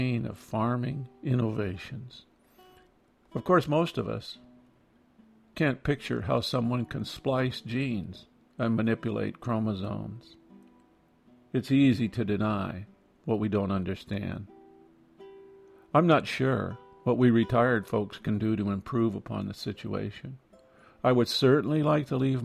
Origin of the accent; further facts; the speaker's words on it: Iowa, United States; Growing up in Iowa